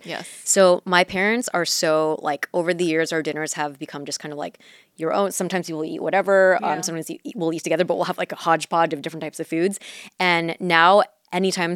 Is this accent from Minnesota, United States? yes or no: no; Mission Viejo, California, United States; first language Mandarin; English is a second language; I grew up in Orange County, mm-hmm. and there are parts of Orange County that have like Asian populations, but Mission Viejo, where I was at the time